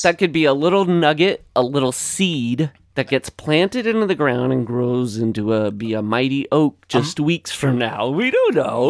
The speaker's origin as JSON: {"language": "English", "region": "Northwest Iowa", "country": "United States", "tie": "born or raised there", "said": "We have Fox now where I grew up in Northwest Iowa"}